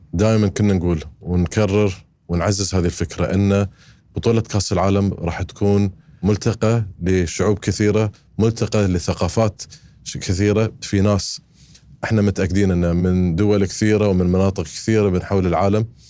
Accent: Qatar; أنا كقطري عايش في قطر

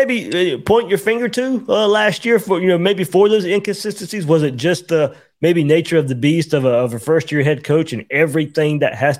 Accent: Georgia, United States; So, I grew up in Georgia

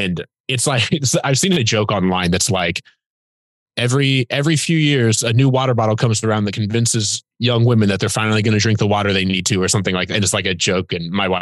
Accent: Fort Wayne, Indiana, United States; I was born and raised in Fort Wayne, Indiana, which is up in the north

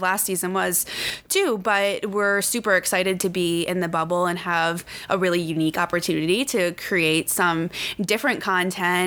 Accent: Midwest, United States; moved away; I'm from the Midwest

